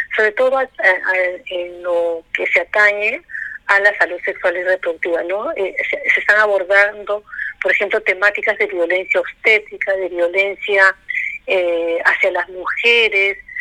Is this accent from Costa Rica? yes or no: no; Peru; así somos los peruanos